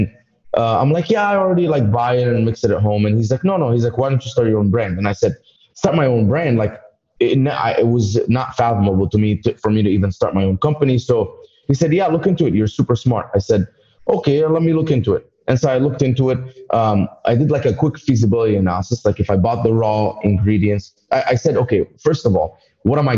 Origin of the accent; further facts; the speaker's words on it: Dubai, United Arab Emirates; moved away as an adult; also born or lived in Egypt; now in United States; I came to America in 2011. I was born in Egypt, raised in Dubai